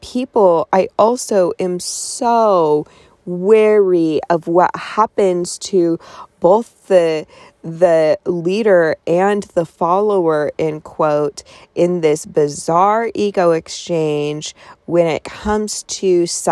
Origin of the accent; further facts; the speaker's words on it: Colorado, United States; I was born in Colorado.